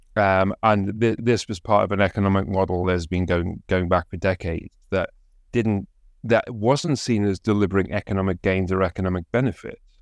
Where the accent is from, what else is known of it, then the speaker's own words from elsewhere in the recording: Consett, North East England, United Kingdom; my hometown of concert